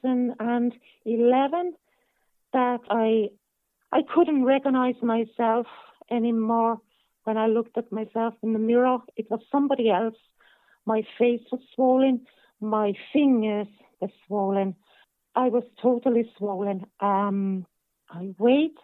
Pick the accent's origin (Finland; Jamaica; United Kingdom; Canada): Finland; northern Finland; now in Ireland; I'm from Finland. I'm kind of from northern Finland. So we have lots of forests and lakes there. And I'm from a small town